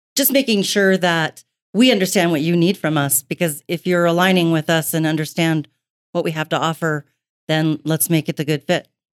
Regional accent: Billings, Montana, United States; I've been in Billings my entire life, um, soon to be sixty years worth

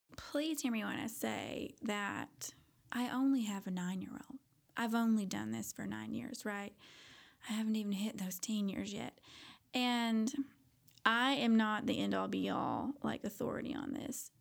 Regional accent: Paducah, Kentucky, United States; now in Fort Worth, United States; a white girl growing up in paducah kentucky

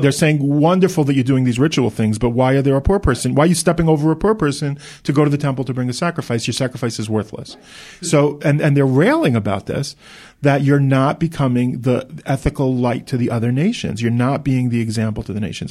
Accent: United States; now in Israel; I grew up in America.

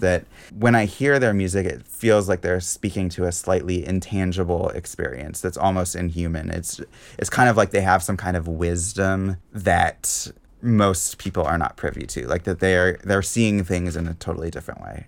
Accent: Seattle, Washington, United States; I grew up in Seattle

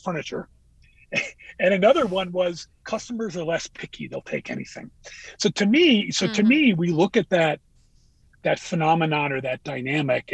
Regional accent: Northeast, United States; I grew up in the Northeast.

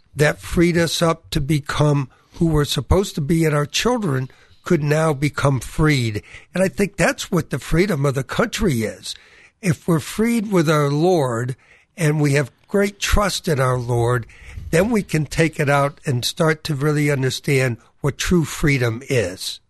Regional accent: New England, United States; I experienced growing up in New England, wonderful Protestant family

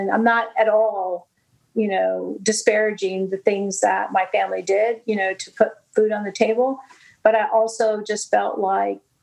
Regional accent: Brownsville, Texas, United States; I grew up in Brownsville, Texas, where the tallest building was three stories

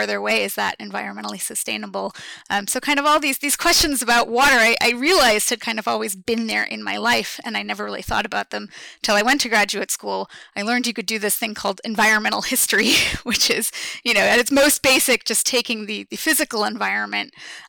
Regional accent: New England, United States; growing up in New England in a town on a river

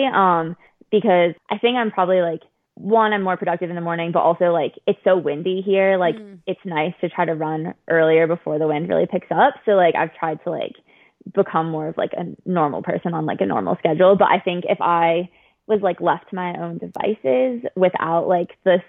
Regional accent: Lake Forest, Illinois, United States; moved away; also born or lived in Boston; I'm from outside of Chicago

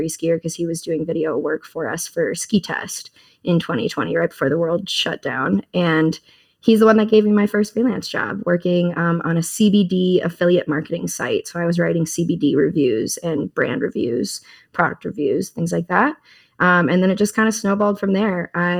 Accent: Minnesota, United States; moved away as an adult; now in Pocatello, United States; And I am originally from Minnesota. I grew up ski racing in the flatlands of the Midwest and eventually made my way out west after college.

